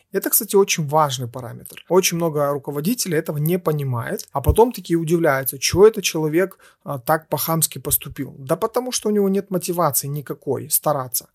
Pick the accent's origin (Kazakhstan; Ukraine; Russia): Ukraine; мы из Украины